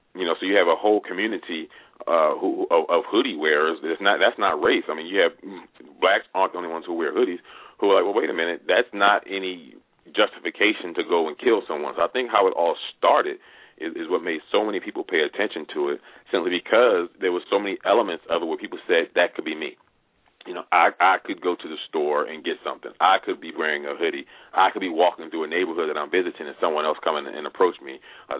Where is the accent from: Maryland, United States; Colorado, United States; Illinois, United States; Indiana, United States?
Maryland, United States; Baltimore; I'm from Baltimore.